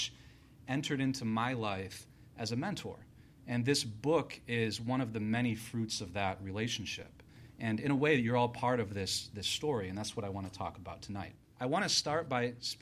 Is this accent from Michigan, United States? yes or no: yes; Michigan, United States; moved away as an adult; also born or lived in California / Las Vegas, Nevada; I'm a kid from Michigan